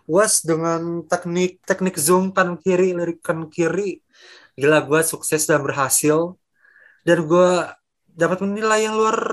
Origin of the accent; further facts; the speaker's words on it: Bekasi, West Java, Indonesia; now in Bandung, Indonesia; anak Bekasi yang pindah ke Bandung